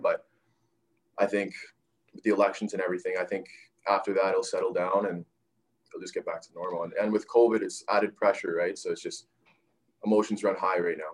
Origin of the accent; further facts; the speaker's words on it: Winnipeg, Manitoba, Canada; now in Kamloops, Canada; I was from Winnipeg